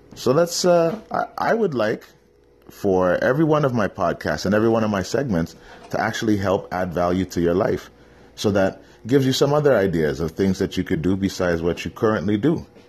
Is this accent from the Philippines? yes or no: no; Canada; I'm Canadian, obviously, born in Canada. Um, my descent is African. My parents are from Trinidad.